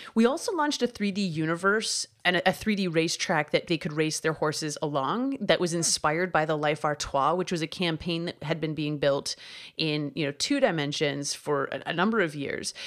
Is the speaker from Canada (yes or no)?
yes; Canada; I grew up in Canada collecting hockey cards